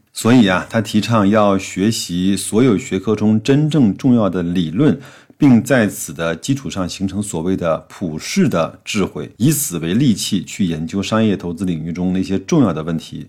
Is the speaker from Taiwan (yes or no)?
no; China; 我们中国人做事情相对是比较严谨和保守的